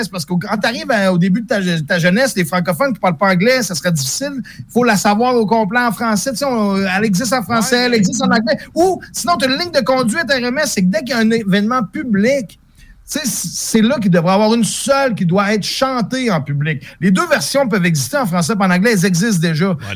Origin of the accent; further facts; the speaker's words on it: Quebec, Canada; si j'aurais fait un stunt à sa place en tant que Québécoise, puis je l'aurais fait en français